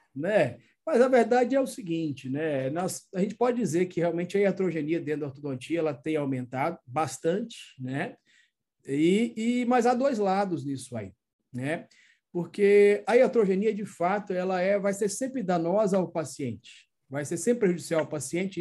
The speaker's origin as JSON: {"language": "Portuguese", "region": "Minas Gerais", "country": "Brazil", "moved": "yes", "lives_now": "Northeast Brazil, Brazil", "said": "sou mineiro, mas estamos aqui no Nordeste"}